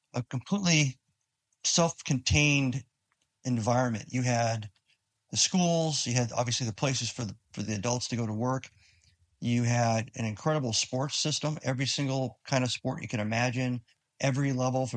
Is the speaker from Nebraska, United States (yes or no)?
yes; Omaha, Nebraska, United States; also born or lived in Sidney, Nebraska / Japan; I moved around, I guess when I was 3 years old, to Omaha, which is the largest city on the exact opposite side of the state. And grew up there until I was 11, and then my family moved to Japan for 4 years